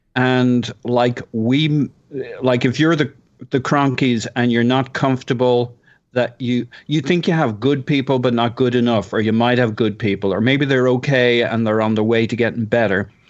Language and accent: English; Ireland; I'm Irish.